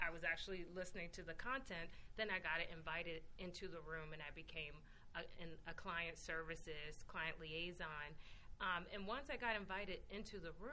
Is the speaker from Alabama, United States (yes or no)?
no; Washington, District of Columbia, United States; moved away as an adult; also born or lived in New York; my hometown, DC